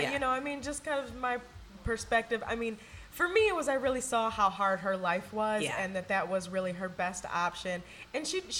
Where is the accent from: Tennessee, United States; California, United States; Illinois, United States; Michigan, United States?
Michigan, United States; moved away; I'm originally from Michigan.